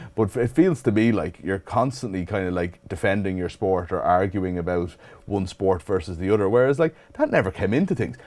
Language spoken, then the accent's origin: English; Dublin, Leinster, Ireland; also born or lived in Clare; where I grew up in Dublin